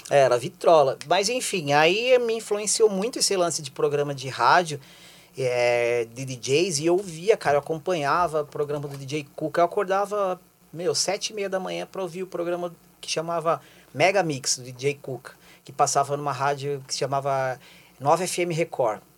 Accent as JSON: {"language": "Portuguese", "region": "São Paulo", "country": "Brazil", "tie": "born or raised there", "moved": "as an adult", "lives_now": "Curitiba, Brazil", "said": "nos anos 80, quando eu morava em São Paulo. Eu sou, eu sou de lá, sou paulistano"}